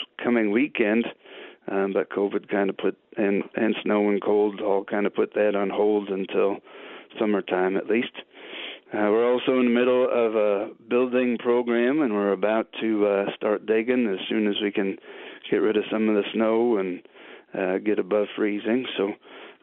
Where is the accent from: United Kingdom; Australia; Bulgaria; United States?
United States; Norwood, Minnesota; moved away as an adult; also born or lived in Mequon, Wisconsin / Springfield, Illinois; now in Warrenton, United States; I grew up in Norwood, Minnesota